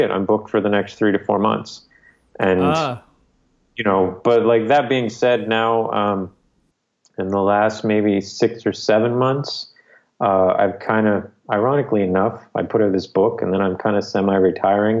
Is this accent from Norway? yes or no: no; Canada; moved away as an adult; also born or lived in Newfoundland; my home province.